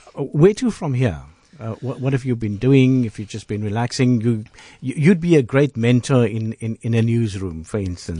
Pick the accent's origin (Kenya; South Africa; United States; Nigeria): South Africa